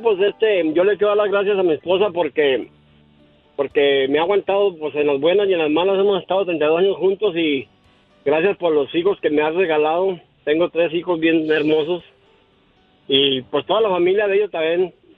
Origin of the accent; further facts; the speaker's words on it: Durango, Mexico; Yo soy de Durango